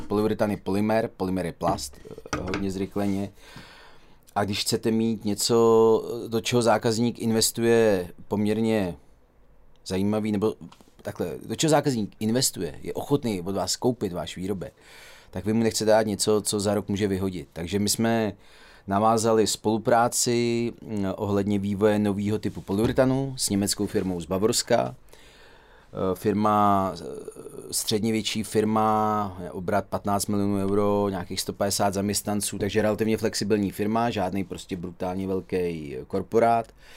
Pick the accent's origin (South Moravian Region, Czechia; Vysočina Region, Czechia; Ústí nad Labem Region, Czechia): Ústí nad Labem Region, Czechia; Dubí; also born or lived in Duchcov / Teplice / Tisá; Já jsem se narodil a vyrůstal v Dubí, žil jsem eh, v Duchcově, do školy, jak základní, tak střední jsem eh, chodil do Teplic a teď žiju v Tisí